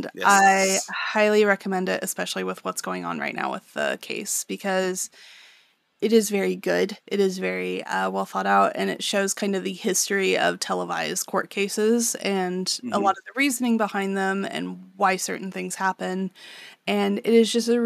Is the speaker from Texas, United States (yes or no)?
yes; Texas, United States; we are from Texas.